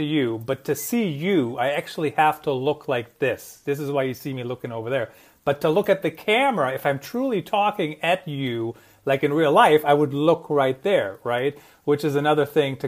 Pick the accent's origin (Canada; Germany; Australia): Germany; now in United States; I grew up in Germany